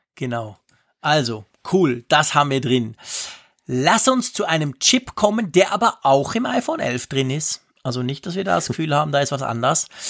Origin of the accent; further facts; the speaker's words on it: Switzerland; bei uns in der Schweiz